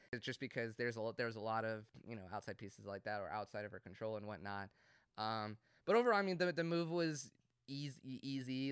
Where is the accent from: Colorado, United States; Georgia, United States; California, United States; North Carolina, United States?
Georgia, United States; Cumming; I grew up in Cumming